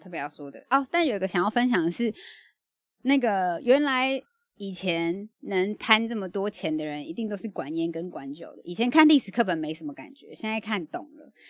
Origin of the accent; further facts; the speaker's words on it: Taiwan; 我们台湾人